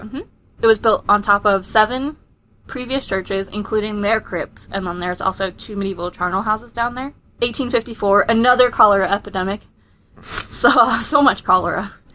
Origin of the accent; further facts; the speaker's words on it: Fleetwood, North West England, United Kingdom; the time I grew up in England is Fleetwood